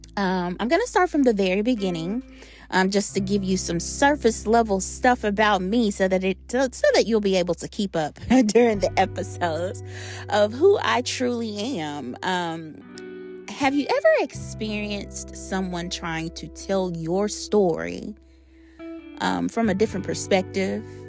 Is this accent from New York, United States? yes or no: no; Shreveport, Louisiana, United States; I've been in the South all my life. I'm from Shreveport, Louisiana.